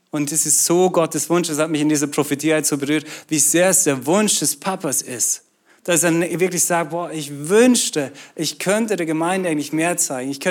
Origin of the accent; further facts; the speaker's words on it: Austria; now in Schwäbisch Hall, Germany; Ähm, bin eigentlich in Österreich aufgewachsen und äh, bin Schweizer.